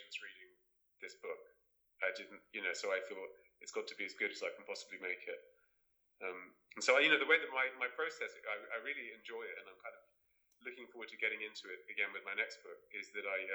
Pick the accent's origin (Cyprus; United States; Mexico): Cyprus; I grew up in Cyprus, in the Mediterranean